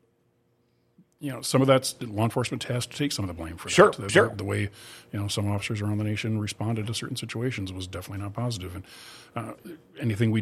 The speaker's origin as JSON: {"language": "English", "town": "St. Louis Park", "region": "Minnesota", "country": "United States", "tie": "born or raised there", "also_born_or_lived": "Bemidji, Minnesota / Grand Forks, North Dakota", "moved": "as an adult", "lives_now": "East Grand Forks, United States", "said": "I grew up down in the Twin Cities, St. Louis Park in Minnetonka"}